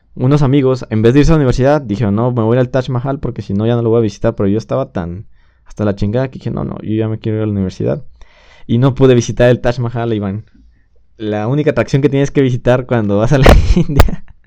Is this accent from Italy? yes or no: no; Mexico; extrañé de México, de, no estar en mi país